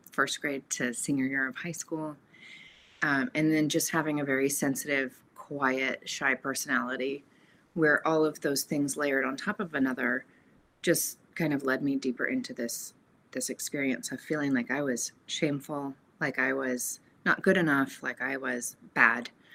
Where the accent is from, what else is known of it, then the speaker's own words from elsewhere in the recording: Portland, Oregon, United States; moved away as an adult; also born or lived in California; I was born in Portland, Oregon, and, and raised in a loving Catholic home.